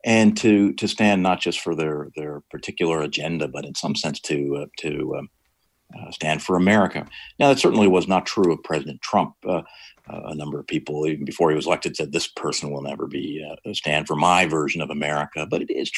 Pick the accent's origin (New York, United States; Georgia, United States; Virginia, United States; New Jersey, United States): New York, United States; Rochester; also born or lived in Northfield, Minnesota; now in Minnesota, United States; I'm actually from Western New York, as you say, from Rochester